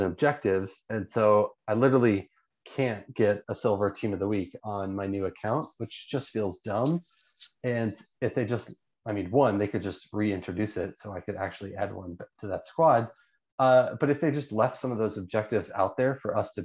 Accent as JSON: {"language": "English", "country": "United States", "said": "I'm an American"}